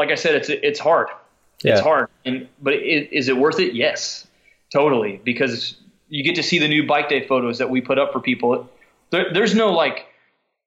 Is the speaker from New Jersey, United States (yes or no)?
no; Parsons, Kansas, United States; moved away as an adult; also born or lived in Emporia, Kansas; now in Stillwater, United States; there was a shoe store in my hometown in Parsons, Kansas, where we're from